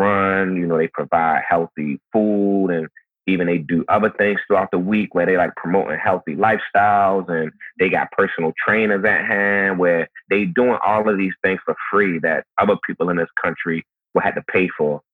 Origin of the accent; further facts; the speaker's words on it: Baltimore, Maryland, United States; growing up in Baltimore, how it is for me living in Baltimore now